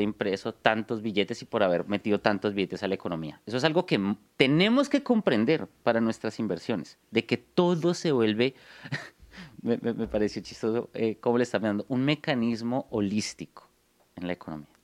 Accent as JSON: {"language": "Spanish", "region": "Bogotá", "country": "Colombia", "said": "Soy de Bogotá, Colombia"}